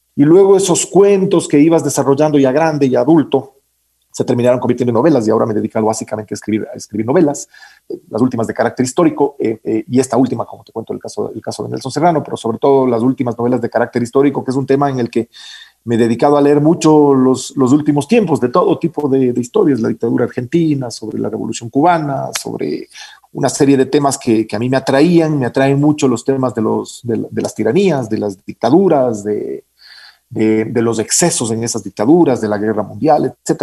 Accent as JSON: {"language": "Spanish", "town": "Quito", "region": "Pichincha", "country": "Ecuador", "tie": "born or raised there", "said": "yo nací en Quito en 1968"}